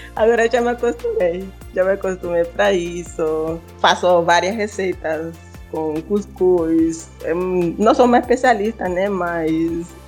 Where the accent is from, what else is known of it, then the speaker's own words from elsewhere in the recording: Honduras; Portuguese is a second language; moved away as an adult; now in Brazil; A gente fala espanhol.